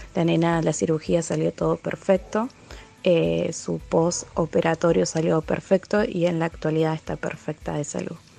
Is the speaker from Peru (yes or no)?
no; Villa Mercedes, San Luis, Argentina; soy de Villa Mercedes, San Luis